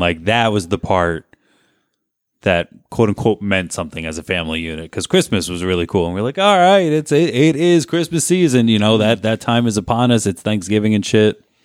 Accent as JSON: {"language": "English", "town": "Garwood", "region": "New Jersey", "country": "United States", "tie": "born or raised there", "also_born_or_lived": "Kenilworth", "said": "growing up in Garwood"}